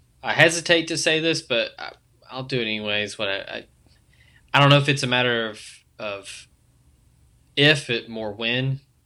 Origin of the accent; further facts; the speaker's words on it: Memphis, Tennessee, United States; I grew up in Memphis